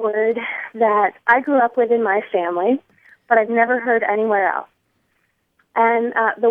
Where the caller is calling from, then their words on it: Springfield, New Hampshire, United States; I'm calling from Springfield, New Hampshire.